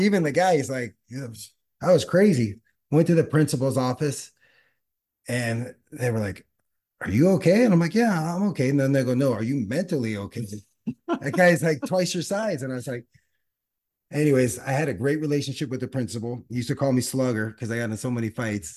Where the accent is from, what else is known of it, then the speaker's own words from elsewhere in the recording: Los Angeles, California, United States; also born or lived in San Diego / Australia; born and raised in the San Fernando Valley